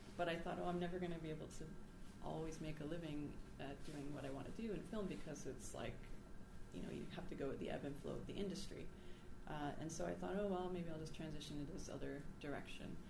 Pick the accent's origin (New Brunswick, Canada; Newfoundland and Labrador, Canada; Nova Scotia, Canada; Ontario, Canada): Ontario, Canada; moved away as an adult; now in Vancouver, Canada; I am from Ontario, and that's where I went to school